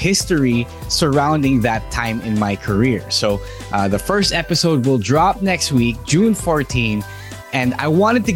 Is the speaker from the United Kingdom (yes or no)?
no; Philippines; the Filipino wrestler …